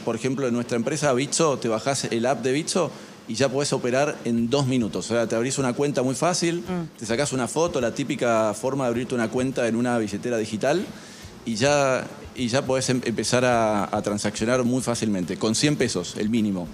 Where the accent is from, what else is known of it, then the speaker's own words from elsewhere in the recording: Argentina; como nos pasa acá en Argentina